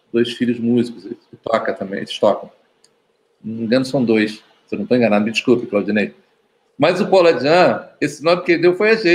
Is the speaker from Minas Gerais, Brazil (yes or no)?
yes; Belo Horizonte, Minas Gerais, Brazil; Eu, eu, nasci em BH, eu sou de BH, eu, eu